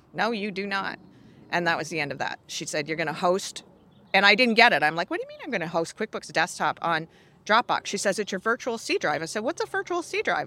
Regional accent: Canada; I'm Canadian

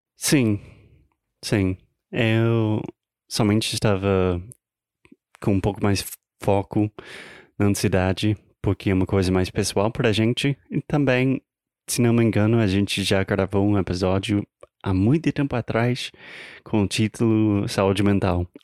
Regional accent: United States; Portuguese is a second language; eu sou americano, tentando aprender, pelo menos melhorar o meu português

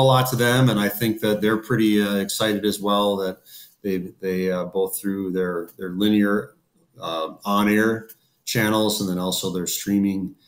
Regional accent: Minnesota, United States; I'm a Minnesotan born and raised

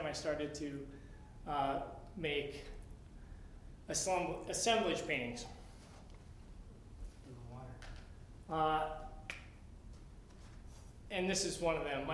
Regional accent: Nevada, Iowa, United States; moved away as an adult; now in Menomonie, United States; I grew up in Iowa. Very small town, 5,000 people, called Nevada, Iowa, spelled Nevada.

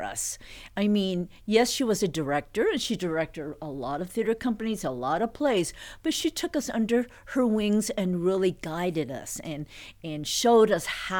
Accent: United States; I'm an American, Chinese American daughter

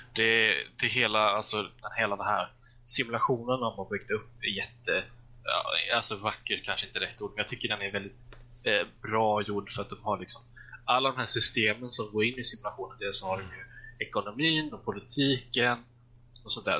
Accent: Småland, Sweden; jag är ju smålänning av mig

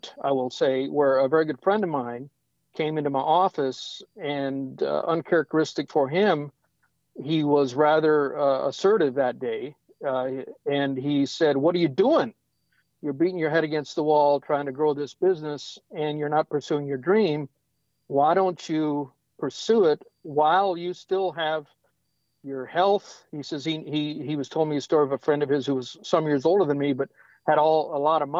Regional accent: South Dakota, United States; now in Nashville, United States; I grew up on a farm in South Dakota.

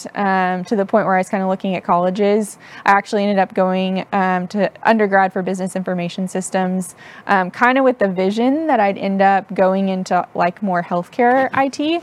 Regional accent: Tennessee, United States; also born or lived in Houston, Texas / Knoxville, Tennessee / Chattanooga, Tennessee; I was born in Houston, but grew up mainly in Tennessee. So part in Knoxville, Tennessee, part in Chattanooga. We traveled a lot for my dad's work

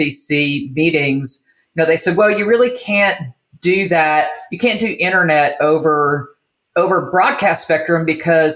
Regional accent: Michigan, Midwest, United States; also born or lived in Illinois / California / Tennessee; now in Jackson, United States; I'm a Midwestern girl. So I was raised in Michigan, Illinois, lived in California for a little bit. Then we moved to Tennessee and I moved here with an ex and kind of stayed here.

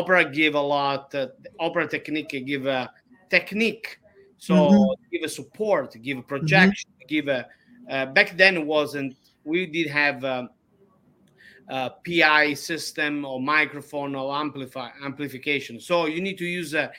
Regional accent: Ragusa, Sicily, Italy; English is a second language; moved away; I was born in Ragusa, Sicily

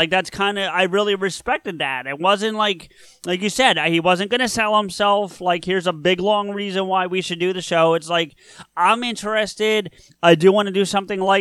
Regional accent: New Jersey, United States; I am from New Jersey.

